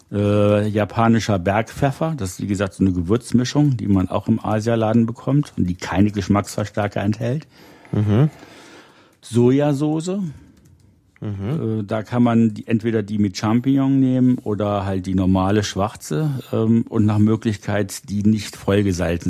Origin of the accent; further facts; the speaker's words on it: Rhineland, Germany; ich bin im Rheinland aufgewachsen